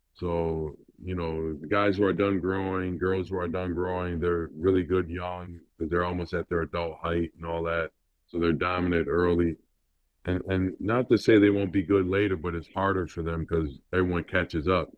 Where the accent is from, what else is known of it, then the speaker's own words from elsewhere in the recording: Rochester, New York, United States; Being from Rochester, New York